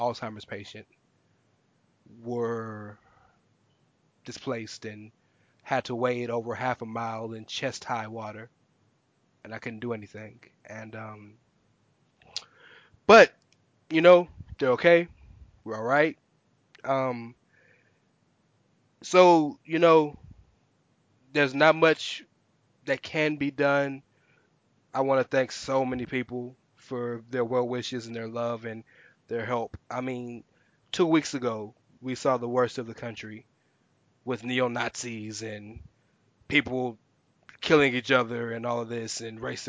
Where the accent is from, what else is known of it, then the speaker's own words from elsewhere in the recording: Houston, Texas, United States; also born or lived in Galena Park, Texas; I'm born and raised in Houston